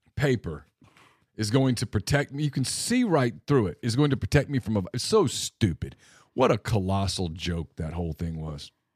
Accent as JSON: {"language": "English", "region": "Louisiana", "country": "United States", "tie": "born or raised there", "said": "I grew up in Louisiana."}